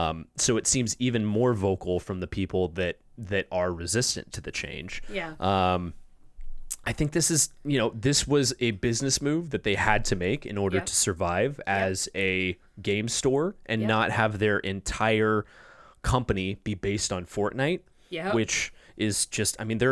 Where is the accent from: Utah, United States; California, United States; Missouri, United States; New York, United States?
California, United States; Where I grew up in Orange County, it was like 7%.